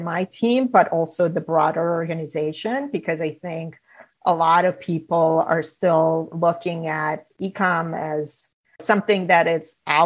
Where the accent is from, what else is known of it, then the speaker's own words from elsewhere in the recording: Romania; moved away as an adult; now in United States; So I'm originally from Romania. I grew up there.